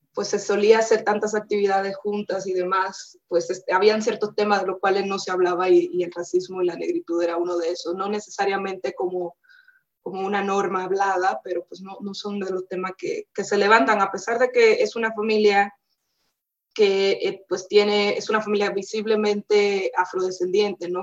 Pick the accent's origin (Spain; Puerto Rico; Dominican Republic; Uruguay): Dominican Republic; moved away as an adult; also born or lived in Costa Rica / United Kingdom; now in Mexico; por ser dominicana